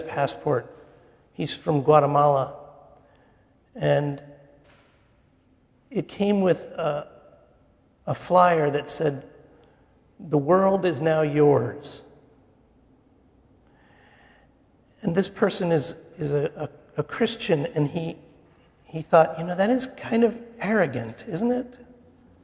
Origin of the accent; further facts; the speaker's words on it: New Jersey, United States; I was born in New Jersey at the Pascack Valley Hospital